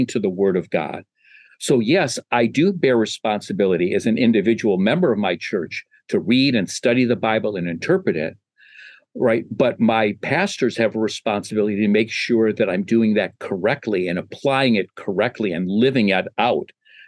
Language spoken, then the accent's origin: English; Chicago, Illinois, United States; my hometown, Chicago, Illinois